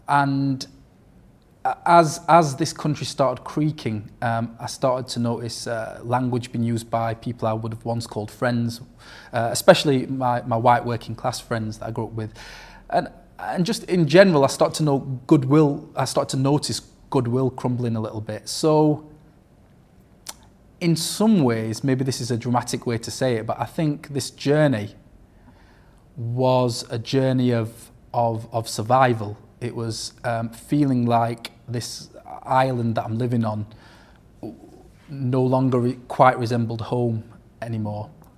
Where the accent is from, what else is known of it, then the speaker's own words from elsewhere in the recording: England, United Kingdom; I had ID because I was born and raised in England, had a history connected to Europe, knew how things ran.